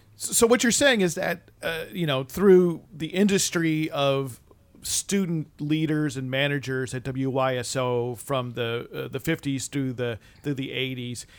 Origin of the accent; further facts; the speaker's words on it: East Coast, United States; growing up on the East Coast